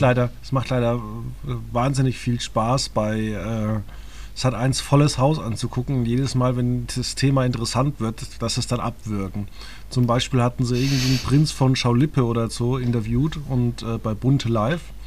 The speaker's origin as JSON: {"language": "German", "country": "Germany", "tie": "born or raised there", "said": "wenn ich in Deutschland lebe und aufgewachsen bin"}